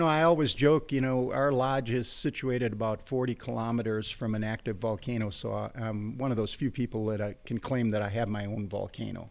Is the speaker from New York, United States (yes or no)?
no; Fond du Lac, Wisconsin, United States; moved away; also born or lived in Austria; grew up in, uh, in a little place called Fond du Lac